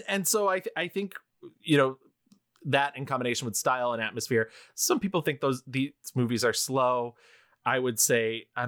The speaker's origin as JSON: {"language": "English", "country": "United Kingdom", "said": "I'm British."}